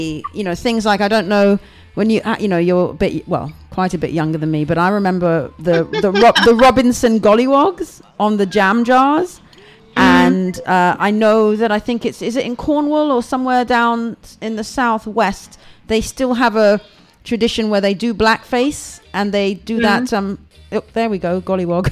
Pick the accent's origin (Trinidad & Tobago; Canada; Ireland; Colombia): Trinidad & Tobago; now in United Kingdom; I'm a Trinidadian. I was born in Trinidad